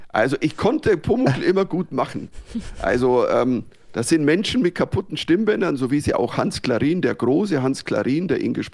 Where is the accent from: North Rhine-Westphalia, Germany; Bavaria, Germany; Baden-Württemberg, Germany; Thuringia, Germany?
Bavaria, Germany; accent: Bavarian; ich habe halt einen bayerischen Dialekt